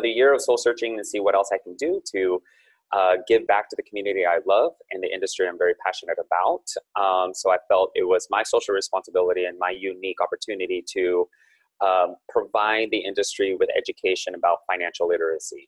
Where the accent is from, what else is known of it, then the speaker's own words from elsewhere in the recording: Silicon Valley, California, United States; I'm born and raised in Silicon Valley, so I'm still based here